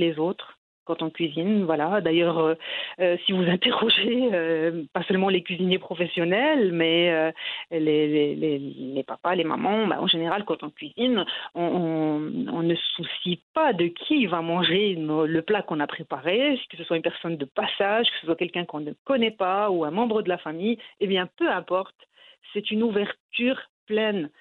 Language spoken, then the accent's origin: French; Morocco; moved away as an adult; now in France; je suis née, j'ai grandi au Maroc